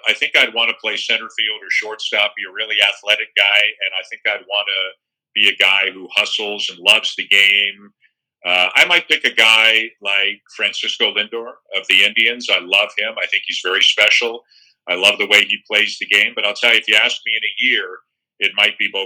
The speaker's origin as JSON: {"language": "English", "town": "Toronto", "region": "Ontario", "country": "Canada", "tie": "born or raised there", "said": "being from Toronto, I'd be lying if I said that it's not a little bit extra special to cover a team from my hometown"}